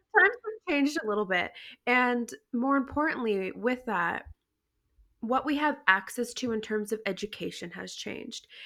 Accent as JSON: {"language": "English", "town": "Toronto", "region": "Ontario", "country": "Canada", "moved": "yes", "lives_now": "Vancouver, Canada", "said": "I'm actually from Toronto, not Vancouver"}